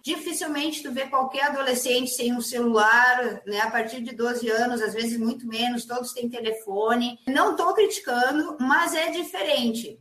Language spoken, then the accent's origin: Portuguese; Caxias do Sul, Rio Grande do Sul, Brazil; na minha cidade, em Caxias do Sul, que eu sou nascida em Caxias, no clube que eu comecei a jogar